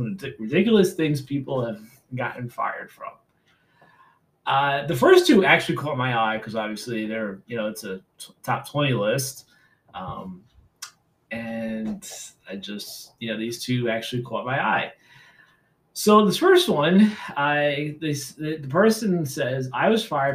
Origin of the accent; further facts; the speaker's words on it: New York City, New York, United States; I grew up in New York City